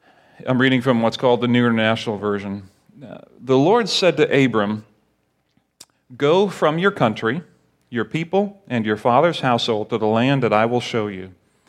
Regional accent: Barbados; also born or lived in Grenada; now in United States; like when I grew up in Barbados, I felt some national pride that, you know, hey, I'm a Bayesian or Barbadian, but I'm really not because I'm American. But I was born in Grenada

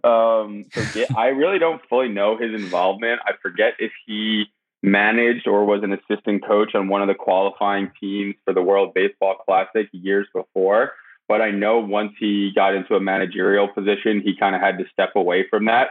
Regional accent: Westchester County, New York, United States; I was someone from Westchester County, where our manager, Eric Holtz, was also from

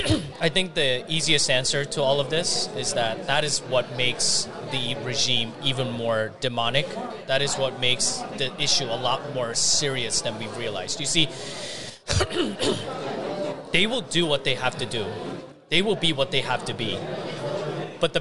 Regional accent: South Korea; now in United States; because I'm an immigrant from South Korea. There were U.S. servicemen that gave their lives so that I have the rights that I have.

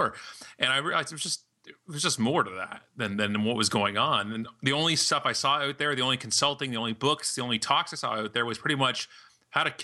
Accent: Canada; proudly Canadian

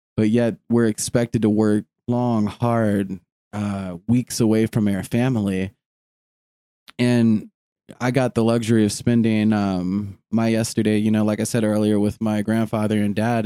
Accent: United States; we as an American people

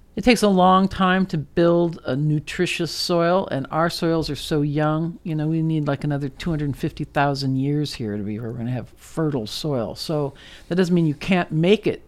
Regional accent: Netherlands; moved away; I grew up in Holland

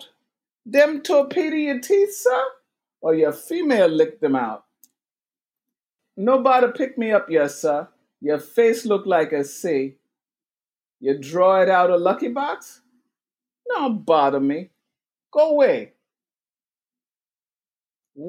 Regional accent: New York, United States; I am from Jamaica, but Jamaica, New York.

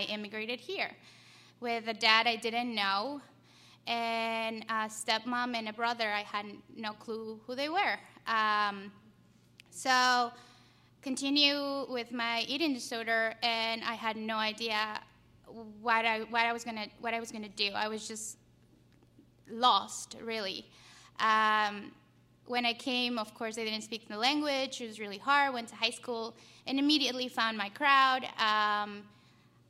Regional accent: Ecuador; moved away; I'm from Ecuador. That's where my story began. I grew up in a household with a single mom, a dad who immigrated here when I was like two

